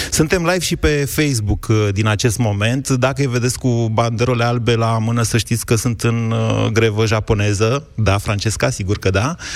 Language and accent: Romanian; Bucharest, Romania; Sunt bucureștean.